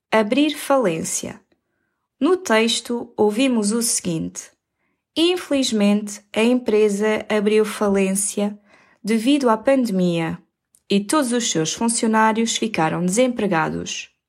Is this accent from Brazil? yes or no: no; Aveiro, Aveiro District, Portugal; born there; nasci em 1992, em Aveiro